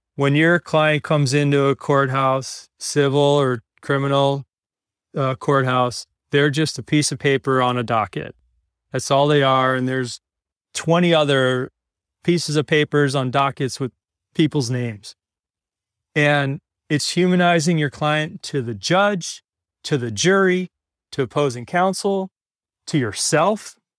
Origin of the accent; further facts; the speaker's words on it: Yorktown, New York, United States; moved away; Originally from, from New York, grew up in, uh, Westchester County, which is the first county north of, of the Bronx